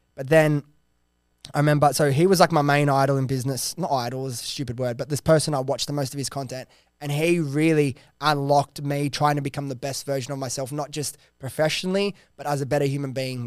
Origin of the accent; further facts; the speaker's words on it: Sydney, New South Wales, Australia; I was this kid from Western Sydney